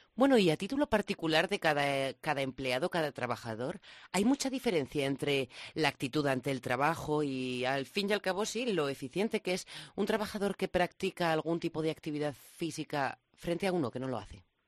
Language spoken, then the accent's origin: Spanish; La Rioja, Spain; now in Madrid, Spain; Yo, como riojana sentada en Madrid